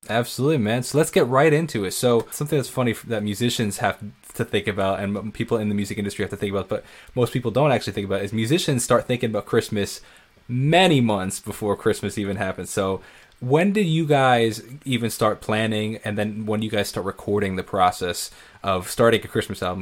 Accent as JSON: {"language": "English", "town": "Northport", "region": "New York", "country": "United States", "said": "I'm a musician from Northport, New York"}